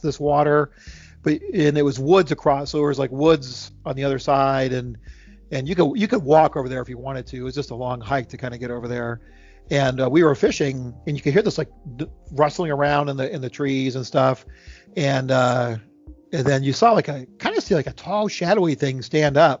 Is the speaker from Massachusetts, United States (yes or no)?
no; Ohio, United States; also born or lived in Charlottesville, Virginia; now in Virginia, United States; I'm from Ohio. I live in Virginia now